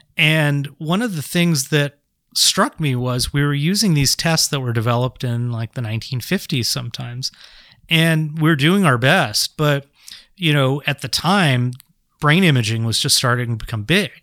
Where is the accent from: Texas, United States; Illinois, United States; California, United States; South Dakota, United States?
California, United States; San Jose; I grew up in San Jose